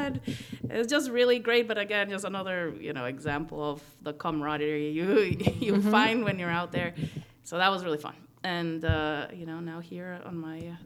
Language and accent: English; Guatemala; moved away as an adult; now in United States; I'm from Guatemala, born and raised, and then I came to the States when I came to college